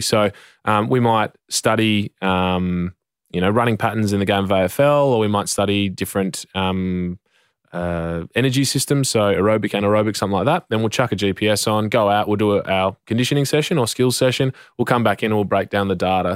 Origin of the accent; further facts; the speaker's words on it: Western Australia, Australia; I'm from Western Australia